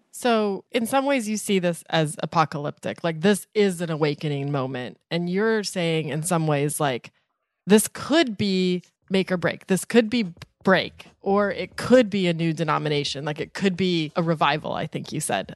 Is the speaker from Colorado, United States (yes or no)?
yes; Vona, Colorado, United States; It was my hometown church